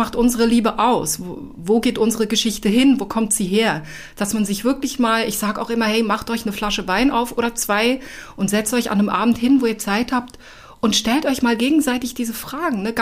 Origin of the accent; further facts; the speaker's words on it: Switzerland; Also ich komme ja aus der Schweiz und ich habe mit dem Job in der Schweiz angefangen.